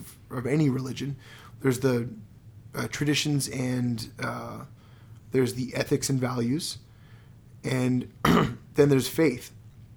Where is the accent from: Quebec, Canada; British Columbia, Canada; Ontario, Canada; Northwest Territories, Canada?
Quebec, Canada; first language English; moved away; I was raised Anglo, but I learned English